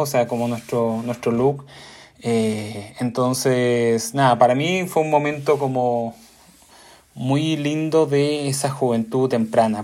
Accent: Concepción, Biobío, Chile; Yo soy de Concepción, una ciudad chica

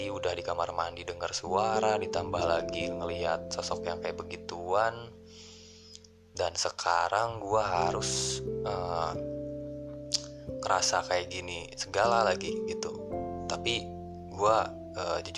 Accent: Bandung, West Java, Indonesia; karena gue kebetulan sebenarnya gue orang Sunda orang Bandung

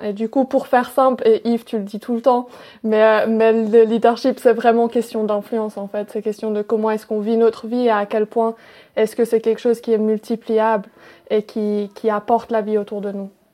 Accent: Wales, United Kingdom; moved away; de là où j'ai grandi mes premières années et puis et ça m'a énormément marqué et j'aime trop. C'est au Pays de Galles

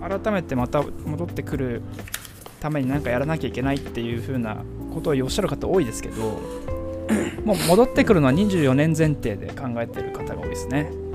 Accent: Sendai, Miyagi, Japan; 例えば僕だと仙台出身なんですけど

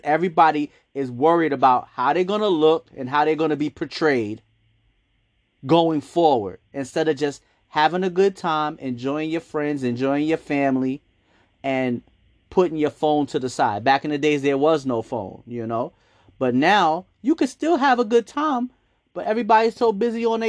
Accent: New York City, New York, United States; growing up in Harlem, I remember a lot of the businesses being owned by Black people

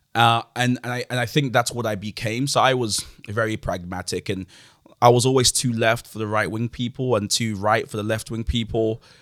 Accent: London, United Kingdom; also born or lived in Nigeria; I grew up in Woolwich

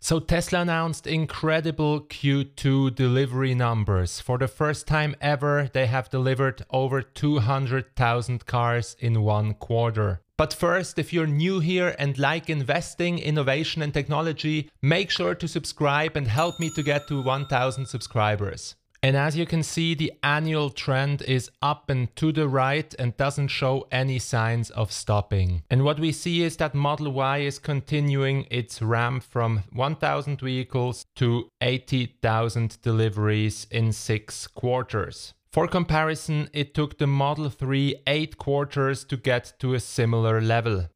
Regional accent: Switzerland; my home country, Switzerland.

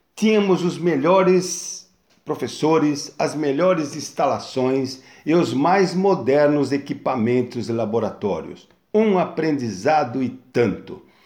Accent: São Bernardo do Campo, São Paulo, Brazil; now in Guarujá, Brazil; mudamos de São Paulo para São Bernardo e fomos morar num sítio de um tio onde meus pais foram ser caseiros. Foi onde eu tive uma infância super saudável até os 9 anos de idade

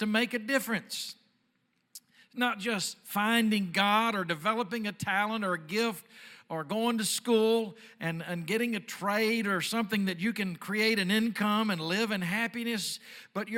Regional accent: Dallas, Texas, United States; I'm from Dallas

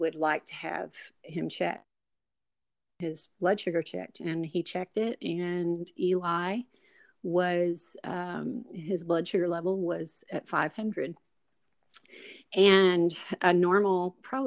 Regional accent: Kentucky, United States; moved away as an adult; also born or lived in Tennessee; we're originally from Kentucky, and we moved from Kentucky to Tennessee, to just north of Nashville, and lived there for 13 years

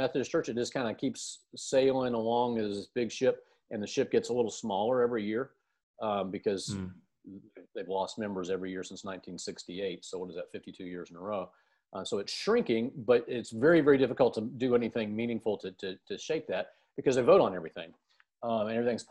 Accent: United States; I'm from the United States

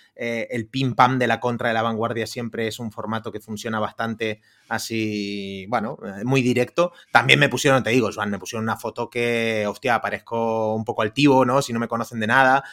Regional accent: Argentina; also born or lived in Indonesia / Costa Rica; now in Barcelona, Spain; yo, soy de Argentina, hace 20 años que vivo aquí en, España

